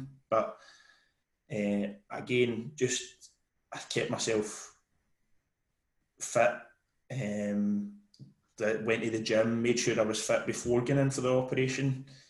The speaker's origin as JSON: {"language": "English", "town": "Barrhead", "region": "Scotland", "country": "United Kingdom", "said": "I'm from Barhead."}